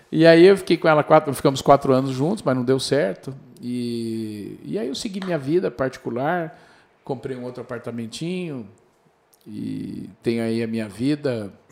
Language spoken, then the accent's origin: Portuguese; Brazil; Olha como é que nós somos brasileiros, é louco, né? Tô aqui do outro lado do mundo